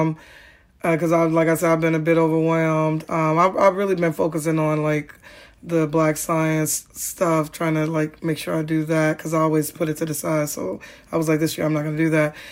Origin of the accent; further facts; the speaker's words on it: Chicago, Illinois, United States; growing up in Ogier Gardens